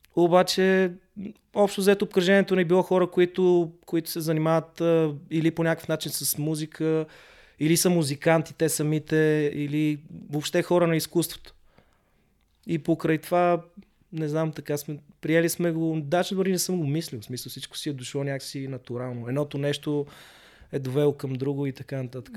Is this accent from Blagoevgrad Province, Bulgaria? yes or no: no; Sofia, Sofia City, Bulgaria; moved away as an adult; also born or lived in London, United Kingdom; аз съм израснал в Хаджи Димитър в София